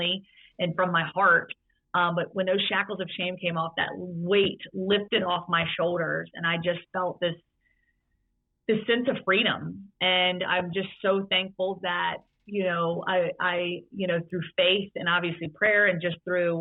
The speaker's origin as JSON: {"language": "English", "town": "Roanoke", "region": "Virginia", "country": "United States", "tie": "born or raised there", "said": "I grew up in Roanoke, Virginia"}